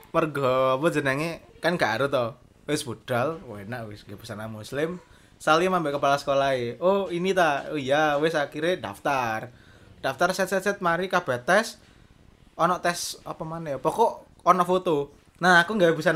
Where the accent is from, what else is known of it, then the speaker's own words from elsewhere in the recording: Malang, East Java, Indonesia; Ya udah di udah ada di intro tadi kita asal Kota Malang juga.